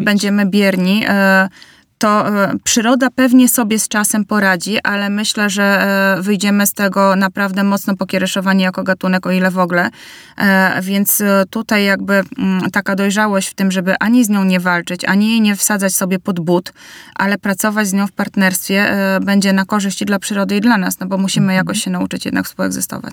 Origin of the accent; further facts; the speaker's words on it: Bielsk Podlaski, Podlaskie Voivodeship, Poland; wychowywałam się w małym mieście, w Bielsku Podlaskim